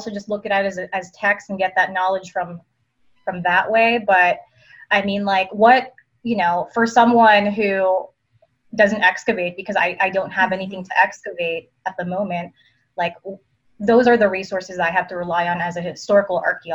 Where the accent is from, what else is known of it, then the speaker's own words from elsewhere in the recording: East Coast, United States; now in Las Vegas, United States; I'm from the East Coast.